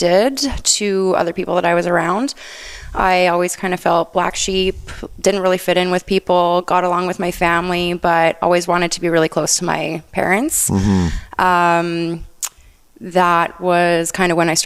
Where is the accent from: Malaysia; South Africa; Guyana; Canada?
Canada; Onoway, Alberta; I grew up in a small town, Onaway, just outside of the city.